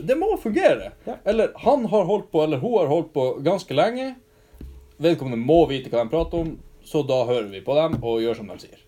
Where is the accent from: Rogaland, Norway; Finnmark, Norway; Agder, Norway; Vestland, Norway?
Finnmark, Norway; Alta; also born or lived in Hammerfest; kommer fra Alta også